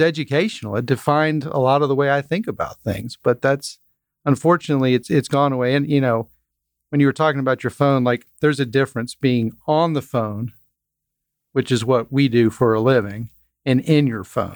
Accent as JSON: {"language": "English", "town": "Dripping Springs", "region": "Texas", "country": "United States", "tie": "born or raised there", "said": "I grew up in Dripping Springs, Texas"}